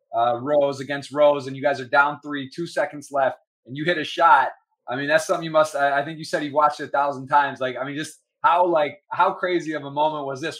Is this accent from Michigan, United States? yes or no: yes; Ann Arbor, Michigan, United States; I grew up in Ann Arbor, Michigan